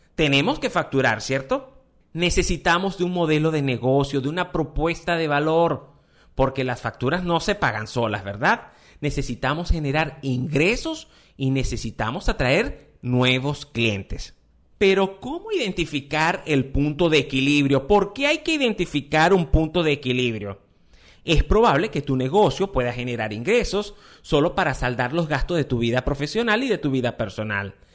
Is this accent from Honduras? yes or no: no; Venezuela; en mi país, en Venezuela